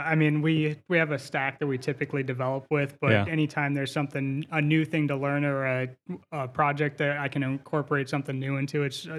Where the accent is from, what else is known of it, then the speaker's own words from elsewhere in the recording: Bowling Green, Ohio, United States; now in Perrysburg, United States; I originally grew up in Bowling Green, but I've moved up to Perrysburg since.